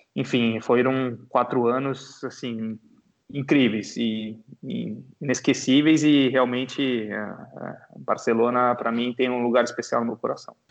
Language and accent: Portuguese; Brazil; nós como jogadores e como torcedores e como brasileiros